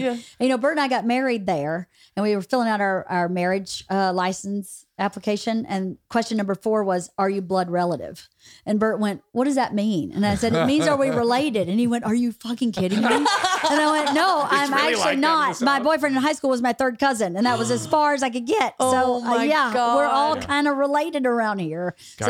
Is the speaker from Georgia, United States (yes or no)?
yes; Bowdoin, Georgia, United States; I was in my hometown in Bowdoin, Georgia.